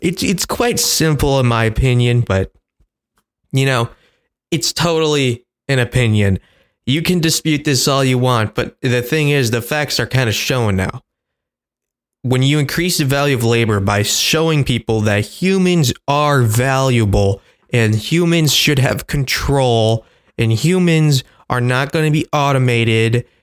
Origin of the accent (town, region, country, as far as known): United States